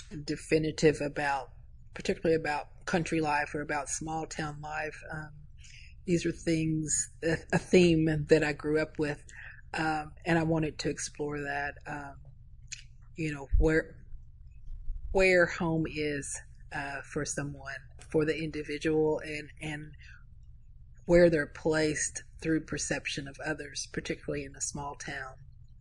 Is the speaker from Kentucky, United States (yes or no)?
yes; Kentucky, United States; We belong to this place. We belong to Indian Creek. We belong to Casey County.